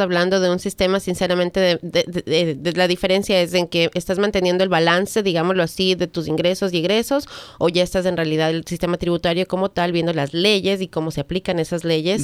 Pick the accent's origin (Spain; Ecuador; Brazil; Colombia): Ecuador; now in United States; tú y yo somos de Ecuador